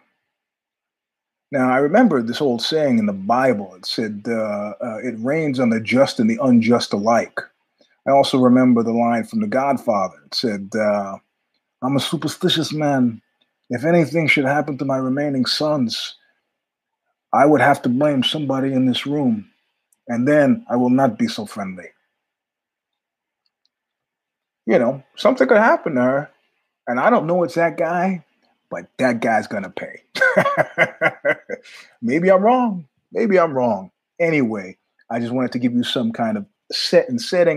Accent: New York, United States; I'm a New Yorker

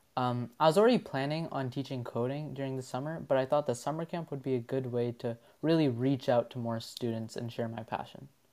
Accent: Ottawa, Ontario, Canada; from Ottawa, Ontario

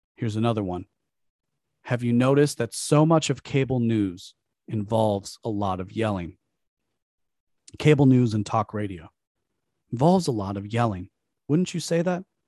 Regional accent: United States; Growing up as an American

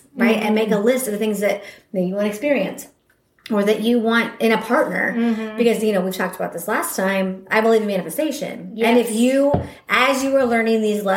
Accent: Midwest, United States; born and raised in the Midwest, went to Mizzou, only time I had ever left

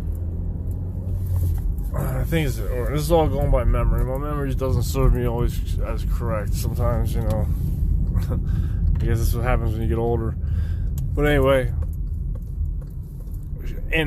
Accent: outside Philadelphia, Pennsylvania, United States; I'm from Pennsylvania, right outside of Philadelphia, about, 45 minutes or so, give or take on traffic

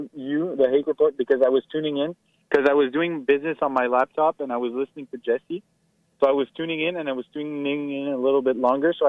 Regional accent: Montreal, Quebec, Canada; English is a second language; that's just my bad English. Because I'm from Montreal.

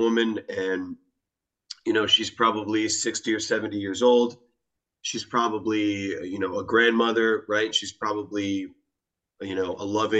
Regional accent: United States; I'm American, so I grew up in what I would consider to be an individualistic society

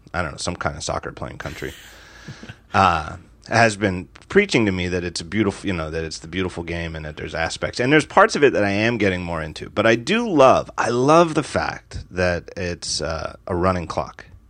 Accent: United States; as an American

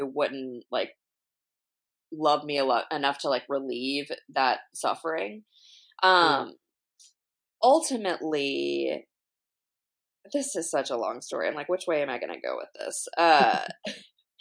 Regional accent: Alabama, United States; now in Long Beach, United States; I'm originally from Alabama

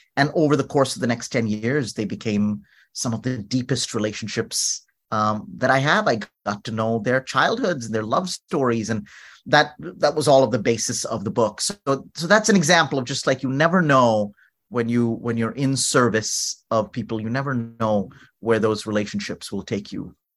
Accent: North India, India; moved away; also born or lived in New Orleans; I was from North India and speaking, you know, Hindi, Urdu

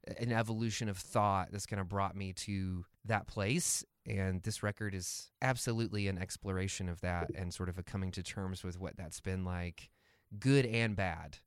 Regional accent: the Bible Belt, United States; growing up in the Bible Belt

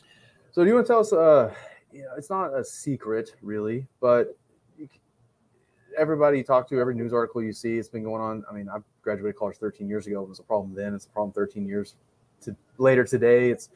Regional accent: Midland, Texas, United States; I grew up in West Texas, out in Midland, went to high school in Midland in West Texas.

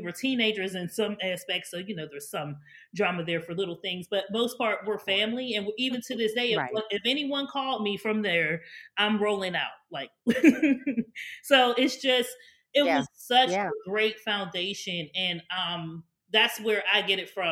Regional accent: Pittsburgh, Pennsylvania, United States; moved away as an adult; now in Maryland, United States; born and raised in Pittsburgh. I didn't come to Maryland until I went to college

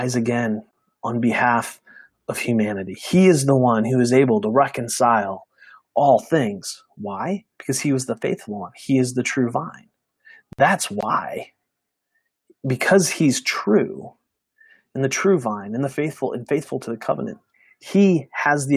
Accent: United States; We as American Christians

